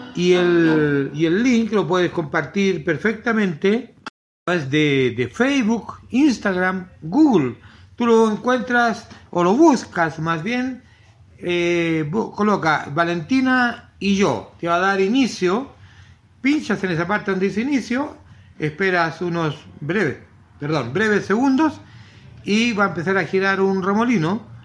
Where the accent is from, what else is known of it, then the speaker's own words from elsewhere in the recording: Chile; eso nos enorgullece como, como chilenos